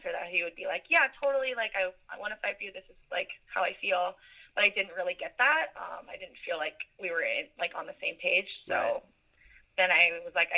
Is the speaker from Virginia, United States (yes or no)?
yes; Virginia Beach, Virginia, United States; I live in Virginia Beach, or that's my hometown